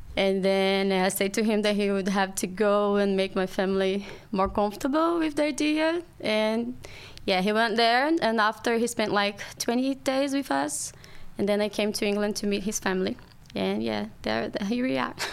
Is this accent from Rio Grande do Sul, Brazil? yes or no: no; Rio de Janeiro, Brazil; English is a second language; moved away as an adult; now in London, United Kingdom; So I'm from Brazil. My family's from Brazil. I grew up in Rio and yeah, it's the first time that I'm far from home